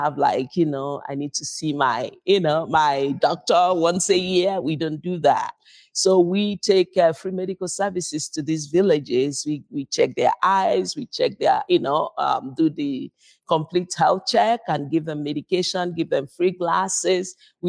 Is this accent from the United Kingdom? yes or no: no; Nigeria; now in United States; We're originally from Nigeria.